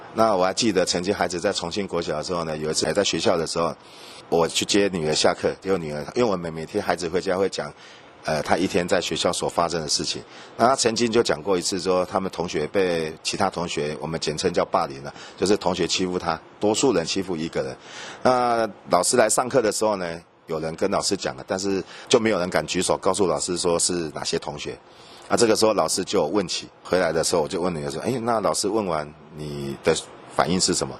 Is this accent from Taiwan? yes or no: yes; Taiwan; 我们台湾人